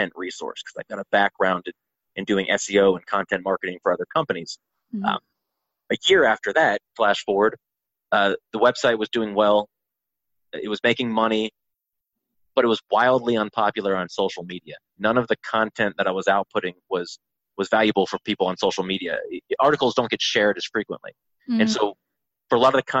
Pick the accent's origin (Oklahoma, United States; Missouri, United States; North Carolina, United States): North Carolina, United States; Asheville; also born or lived in Charlotte, North Carolina; My hometown of Asheville